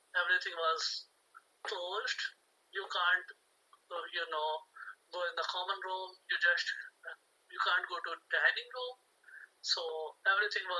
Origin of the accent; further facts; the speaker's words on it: India; moved away as an adult; I'm from India